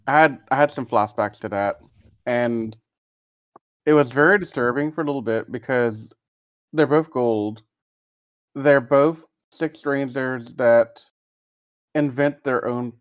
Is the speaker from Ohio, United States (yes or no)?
no; Texas, United States; as a Texan